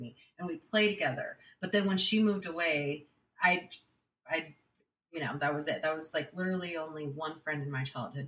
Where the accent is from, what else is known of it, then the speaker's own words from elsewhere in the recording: San Jose, California, United States; I was born and raised in San Jose, California.